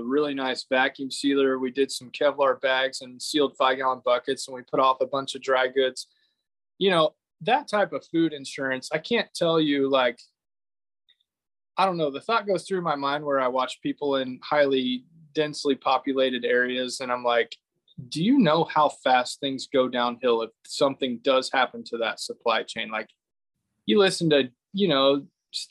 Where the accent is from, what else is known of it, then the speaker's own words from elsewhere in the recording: Fredonia, Kansas, United States; I'm from Fredonia, Kansas